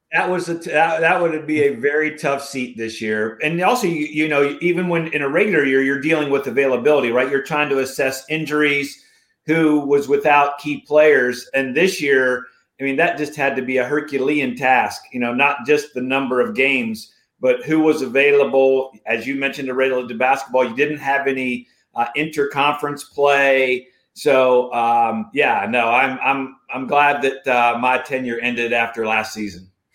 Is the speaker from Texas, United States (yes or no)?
no; Morgantown, West Virginia, United States; growing up in Morgantown, West Virginia